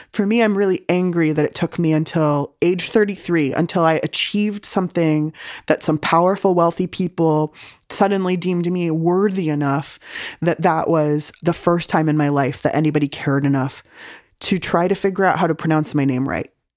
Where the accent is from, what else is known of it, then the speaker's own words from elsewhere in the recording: San Diego, California, United States; also born or lived in Berkeley; I grew up in San Diego eating delicious home cooking